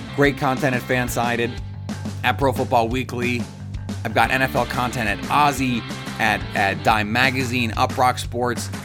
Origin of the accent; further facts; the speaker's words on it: Milwaukee, Wisconsin, United States; moved away as an adult; now in New York City, United States; I'm from Milwaukee. I grew up in Milwaukee, born and raised in Wisconsin, my entire life, same house